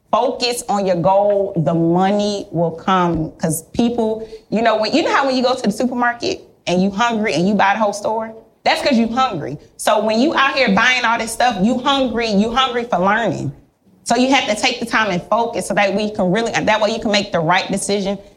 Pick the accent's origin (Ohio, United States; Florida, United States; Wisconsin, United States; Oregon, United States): Florida, United States; Miami; I'm here from Miami.